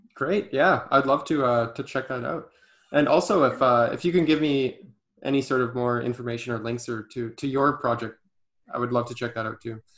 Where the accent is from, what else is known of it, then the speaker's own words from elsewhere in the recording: Canada; being a Canadian to know a little bit of French